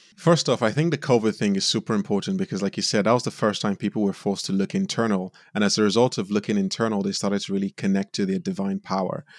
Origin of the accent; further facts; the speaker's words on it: Nigeria; moved away; also born or lived in United States; I was born in Nigeria, and I grew up in a really loving home